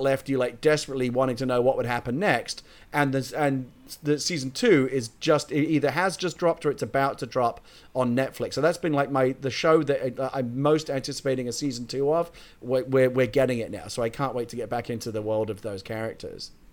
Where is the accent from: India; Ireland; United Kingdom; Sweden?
United Kingdom; I'm a Brit